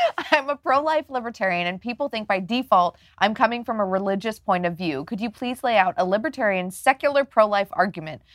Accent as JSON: {"language": "English", "region": "Oklahoma", "country": "United States", "moved": "yes", "said": "I'm from Oklahoma."}